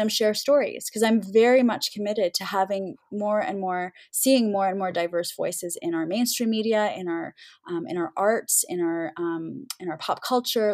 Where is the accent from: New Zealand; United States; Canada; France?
Canada; we've come so far as Canadian Muslims